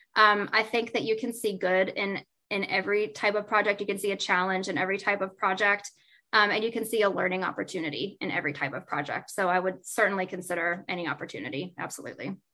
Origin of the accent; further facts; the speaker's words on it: West Virginia, United States; I'm from West Virginia